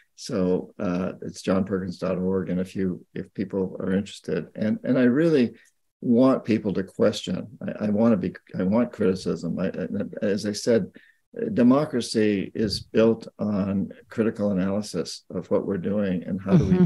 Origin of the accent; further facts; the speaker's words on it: United States; I'm an American